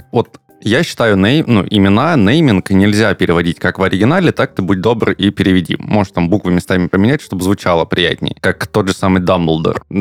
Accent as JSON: {"language": "Russian", "town": "Tuapse", "region": "Krasnodar Krai", "country": "Russia", "tie": "born or raised there", "said": "И мы потом переехали в Туапсе из Краснодара. Соответственно, бабушка осталась в Краснодаре, а я переехал в Туапсе."}